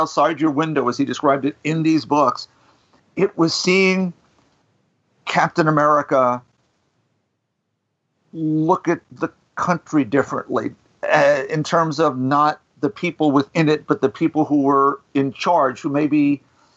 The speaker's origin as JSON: {"language": "English", "town": "Huntington", "region": "New York", "country": "United States", "tie": "born or raised there", "said": "wherever I grew up in Huntington, this was at J. Taylor Finley Junior High School"}